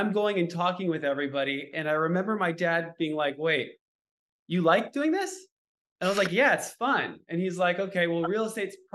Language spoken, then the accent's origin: English; Beverly Hills, California, United States; born and raised in Beverly Hills, my parents bought their house when I was literally in a basket and they're still there.